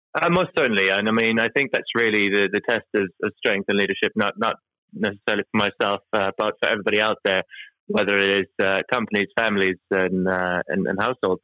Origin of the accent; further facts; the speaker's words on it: Norway; moved away; I'm from from back in Norway. I'm, I'm Norwegian by uh, my heritage. But so, so born and raised in Norway